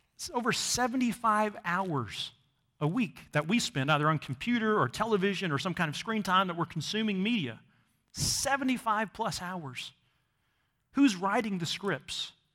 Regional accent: Missouri, United States; growing up in Missouri, I never actually saw the ocean until I was a teenager

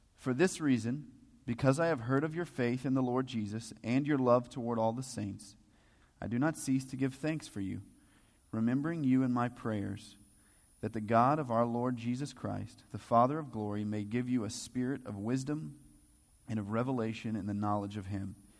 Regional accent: the Bible Belt, United States; we're all from the Bible Belt, or at least most of us are.

